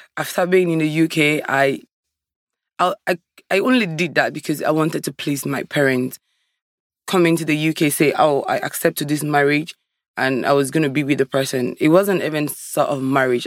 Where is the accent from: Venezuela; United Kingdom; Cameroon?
Cameroon; moved away as an adult; I'm from Africa, originally from Cameroon